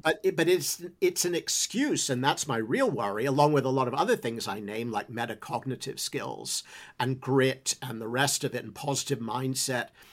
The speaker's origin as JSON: {"language": "English", "region": "England", "country": "United Kingdom", "tie": "born or raised there", "moved": "as an adult", "said": "I grew up in England"}